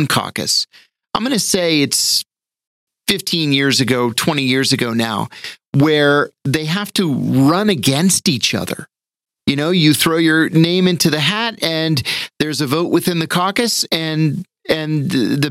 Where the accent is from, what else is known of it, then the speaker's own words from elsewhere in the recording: New Castle, Pennsylvania, United States; moved away; Having been born and raised in Newcastle, Pennsylvania, Youngstown was the nearest city right, to our little burg that we lived